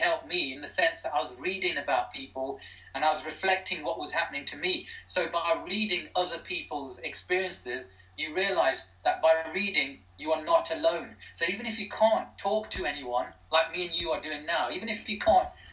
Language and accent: English; Derby, East Midlands, United Kingdom; my hometown, my home city of Derby